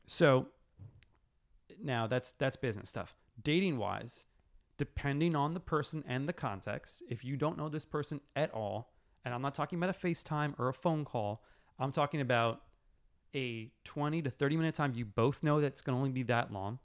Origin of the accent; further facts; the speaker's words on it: New York City, New York, United States; moved away as an adult; also born or lived in Los Angeles, United States; growing up in New York